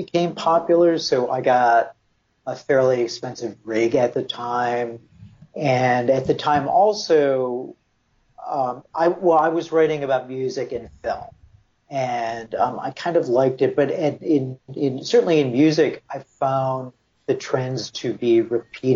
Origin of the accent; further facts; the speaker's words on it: Buffalo, New York, United States; moved away as an adult; that was kind of my ticket out of my hometown, which was Buffalo.